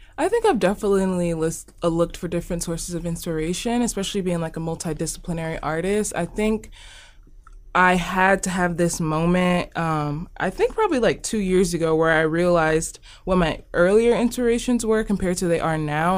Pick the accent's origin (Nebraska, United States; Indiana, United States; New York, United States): Nebraska, United States; Omaha; I'm from Omaha. This is where I've lived my whole entire life. I was born here